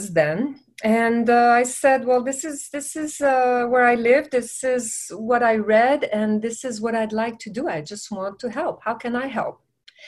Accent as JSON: {"language": "English", "town": "Montreal", "region": "Quebec", "country": "Canada", "moved": "as an adult", "lives_now": "Los Angeles, United States", "said": "I'm originally from Montreal. I'm from Quebec. And so when I moved to the United States"}